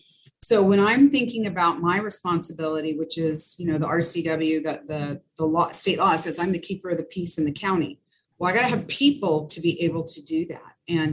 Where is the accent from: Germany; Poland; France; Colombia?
France; born there; moved away; And then the fact that, you know, I was born in France. My dad met my mom when he was stationed there, and we moved somewhat, but didn't move a lot.